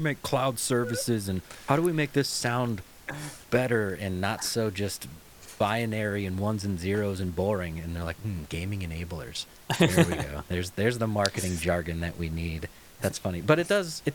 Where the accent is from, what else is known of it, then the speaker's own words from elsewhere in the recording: United States; I'm American